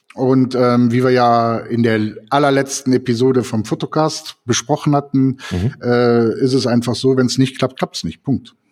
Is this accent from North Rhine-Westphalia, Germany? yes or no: yes; Cologne, North Rhine-Westphalia, Germany; moved away as an adult; now in Eifel, Germany; ich bin 1966 geboren in Köln